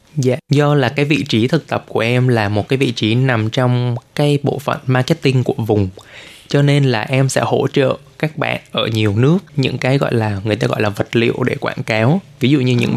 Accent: Vietnam; now in Taiwan; mình là người Việt

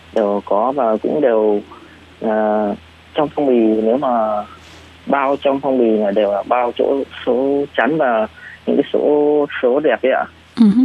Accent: Vietnam; moved away as an adult; now in Taiwan; người Việt Nam mình ăn Tết thì nó vui hơn

